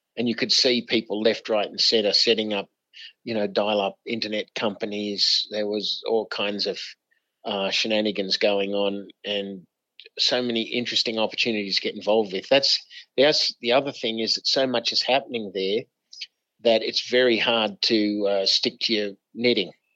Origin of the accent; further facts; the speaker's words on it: Australia; also born or lived in United States; as an Aussie